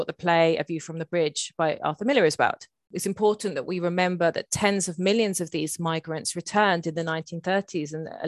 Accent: England, United Kingdom; my sister and I were both Le Inglesine, the little English girls

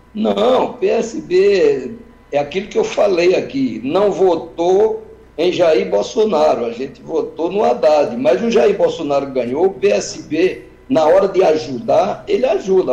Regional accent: Sertânia, Pernambuco, Brazil; Sertânia, da minha terra

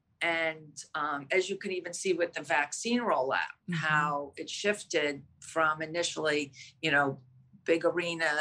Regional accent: Greenwich, Connecticut, United States; I'm from Greenwich, Connecticut. We're based out of Greenwich, Connecticut

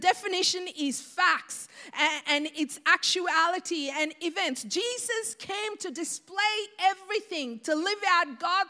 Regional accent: Sri Lanka; I remember growing up in Sri Lanka

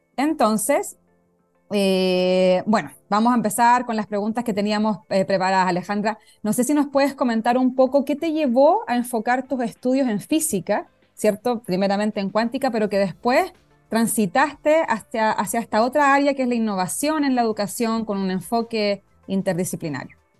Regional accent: Concepción, Biobío, Chile; ahí amor eterno a la UDEC para los que somos de allá

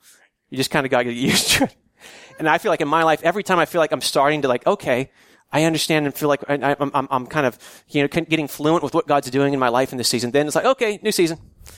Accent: California, United States; I grew up in the San Joaquin Valley in Central California.

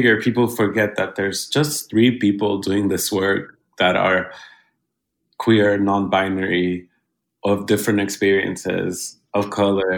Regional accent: Honduras; now in New York, United States; I'm from Honduras

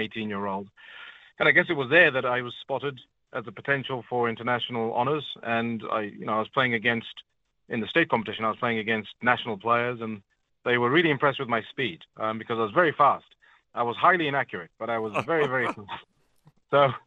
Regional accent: Zimbabwe; moved away as an adult; also born or lived in Zambia / Nairobi, Kenya / United Kingdom; I was actually born in Zambia, lived in Kenya for a few years. Then my parents split up when I was about 4 or 5, and then we moved to Zimbabwe from Nairobi, Kenya. And it was there that I got sent to boarding school at the age of about 8

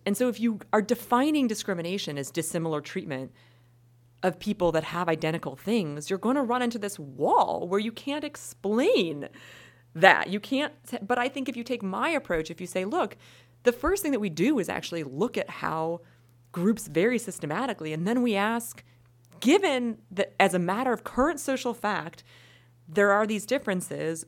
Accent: Wisconsin, United States; I'm from Wisconsin

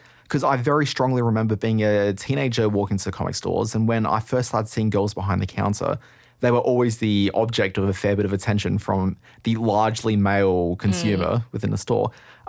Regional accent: Brisbane, Queensland, Australia; Like, I came from Brisbane, and there's a really cool bookstore there which is dedicated to just crime books.

